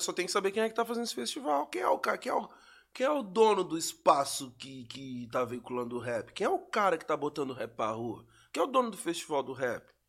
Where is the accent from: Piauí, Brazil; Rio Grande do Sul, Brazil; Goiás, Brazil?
Rio Grande do Sul, Brazil; Pelotas; lá de onde eu sou, que é Pelotas